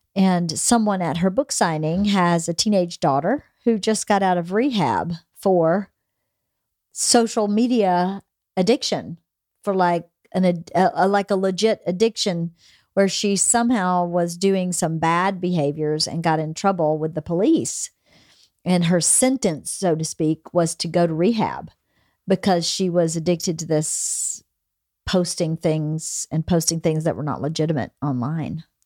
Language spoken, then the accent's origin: English; Bowdoin, United States; now in Los Angeles, United States; where I grew up in Bowdoin